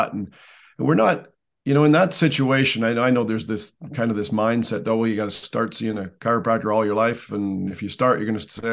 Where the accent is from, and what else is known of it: Canada